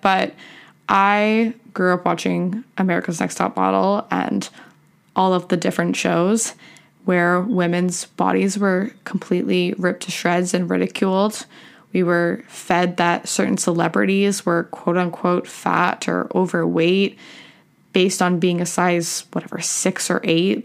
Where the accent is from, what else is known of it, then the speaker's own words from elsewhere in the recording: Canada; also born or lived in Michigan, United States; I was born in Michigan in the U S, and I have dual citizenship in U S and Canada. My parents were living there for work, and I moved back to Canada when I was, like, seven.